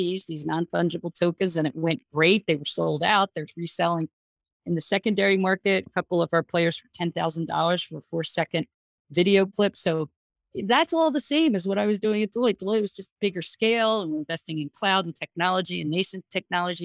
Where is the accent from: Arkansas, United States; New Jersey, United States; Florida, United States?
New Jersey, United States; I'm from New Jersey